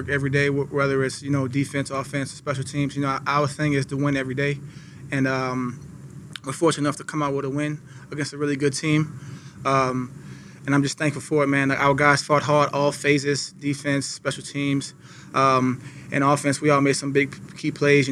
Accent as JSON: {"language": "English", "town": "New Orleans", "region": "Louisiana", "country": "United States", "moved": "yes", "said": "I'm from New Orleans"}